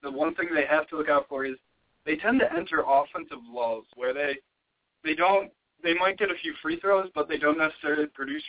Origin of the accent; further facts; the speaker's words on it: Rochester, New York, United States; moved away; I'm going back to Rochester, New York.